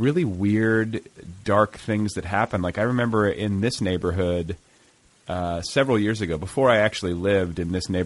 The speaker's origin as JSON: {"language": "English", "region": "Indiana", "country": "United States", "moved": "yes", "lives_now": "Los Angeles, United States", "said": "I'm from Indiana originally"}